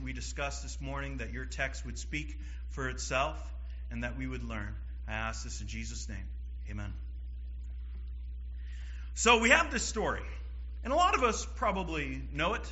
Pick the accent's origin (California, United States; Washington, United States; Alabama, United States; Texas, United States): Washington, United States; Seattle; moved away; I'm from Seattle, Washington